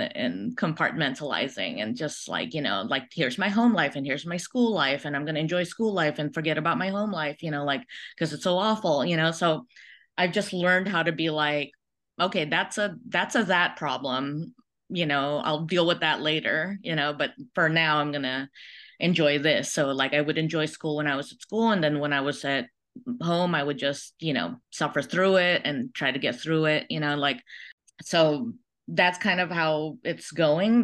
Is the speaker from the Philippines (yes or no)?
yes; Philippines; now in United States; I was born in the Philippines in, uh, nineteen seventy-four.